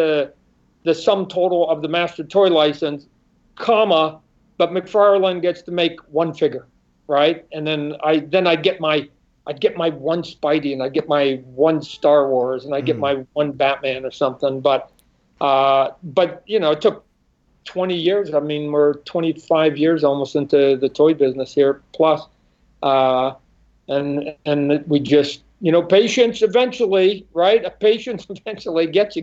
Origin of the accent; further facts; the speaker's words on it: Canada; moved away as an adult; also born or lived in Vancouver Island / Portland / Santa Barbara; now in Phoenix, United States; I'm Canadian. I was born in Canada, right? So we were living up on Vancouver Island